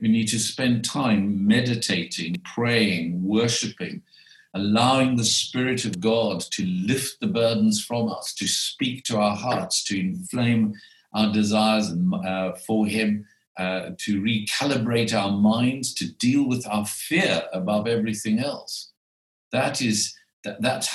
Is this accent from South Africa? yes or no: yes; South Africa; I was born in South Africa